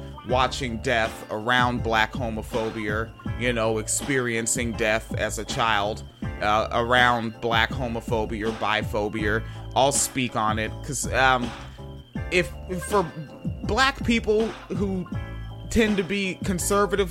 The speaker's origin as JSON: {"language": "English", "area": "Pierce County", "region": "Washington", "country": "United States", "tie": "born or raised there", "also_born_or_lived": "Florida / Illinois", "moved": "yes", "lives_now": "Michigan, United States", "said": "I grew up in Pierce County, Washington State, between Tacoma and Spanaway."}